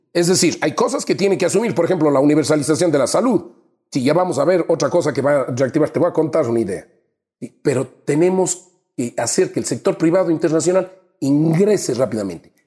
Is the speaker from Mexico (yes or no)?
no; Azuay, Ecuador; mi tierra, te digo Azuay